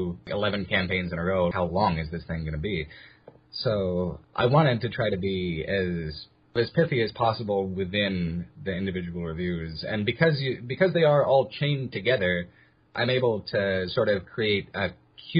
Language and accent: English; outside of San Diego, California, United States; I grew up outside of San Diego in California.